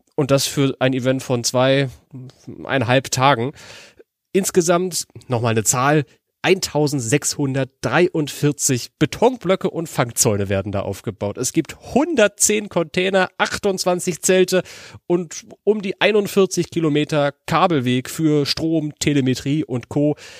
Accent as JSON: {"language": "German", "region": "Berlin", "country": "Germany", "moved": "yes", "said": "Ich bin ja eigentlich Berliner"}